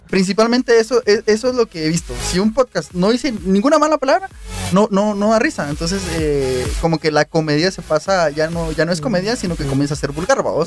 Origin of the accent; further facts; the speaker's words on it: Guatemala; En Guatemala